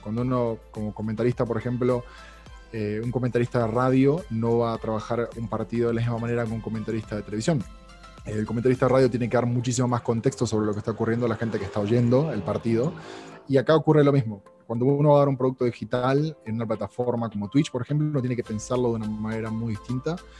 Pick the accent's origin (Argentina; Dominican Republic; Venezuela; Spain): Argentina; now in Mexico; sobre todo en Argentina, que es donde, donde yo nací, y aquí en México